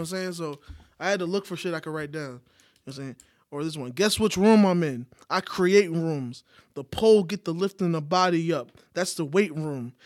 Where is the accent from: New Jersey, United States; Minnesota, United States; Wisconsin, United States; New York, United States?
New York, United States; now in Atlanta, United States; I'm from New York.